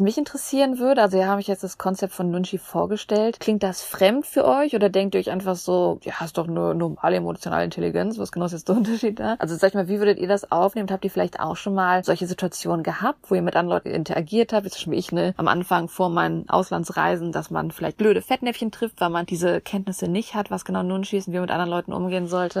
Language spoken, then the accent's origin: German; Germany; wir Deutschen